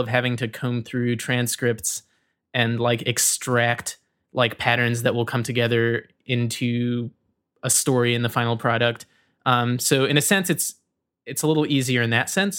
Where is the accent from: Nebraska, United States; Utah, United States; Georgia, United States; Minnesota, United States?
Georgia, United States; Rome; moved away as an adult; I was born in Rome, Georgia, and I grew up in Georgia until I was about eighteen